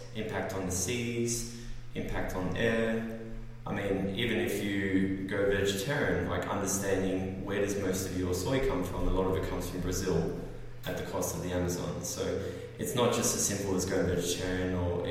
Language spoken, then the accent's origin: English; Australia; also born or lived in United States; I'm an Australian